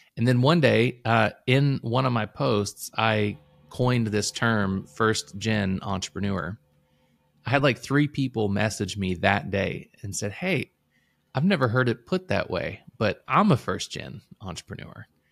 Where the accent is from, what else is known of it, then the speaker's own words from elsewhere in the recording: Illinois, United States; now in Louisville, United States; I moved to Kentucky. I'm from Illinois originally, uh, so I moved here in two thousand four